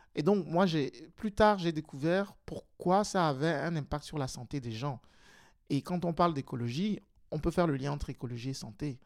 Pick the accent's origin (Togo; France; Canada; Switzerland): Togo; now in Belgium; je suis né et j'ai grandi au Togo, et donc je suis arrivé en Belgique en 2004